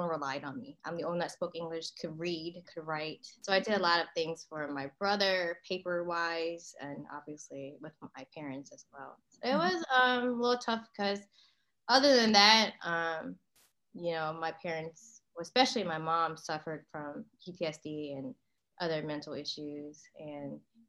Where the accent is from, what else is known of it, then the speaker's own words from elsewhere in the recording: Maryland, United States; moved away; also born or lived in Northeast US / Southern US; I was born in Maryland.